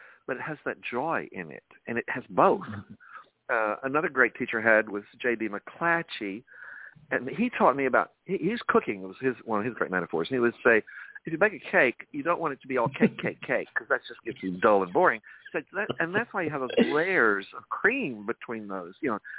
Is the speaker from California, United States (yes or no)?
no; New York City, New York, United States; I'm a New Yorker. I thrive on diversity, brother.